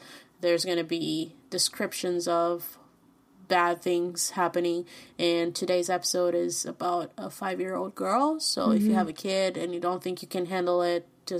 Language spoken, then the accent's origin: English; Brazil; accent: thick Brazilian; I speak Spanish, but I have a very thick Brazilian accent in Spanish